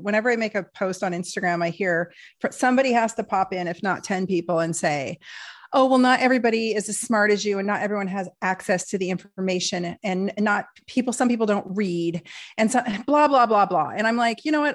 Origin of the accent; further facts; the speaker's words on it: Portland, United States; I am a liberal from Portland